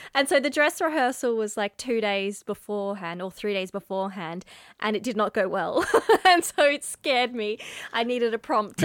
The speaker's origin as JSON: {"language": "English", "town": "Mandurah", "region": "Western Australia", "country": "Australia", "tie": "born or raised there", "also_born_or_lived": "Perth", "said": "Mandurah, which is my hometown"}